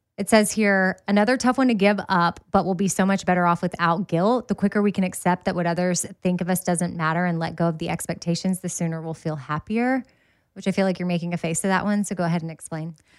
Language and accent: English; Austin, Texas, United States; I grew up in Austin and ran Town Lake a lot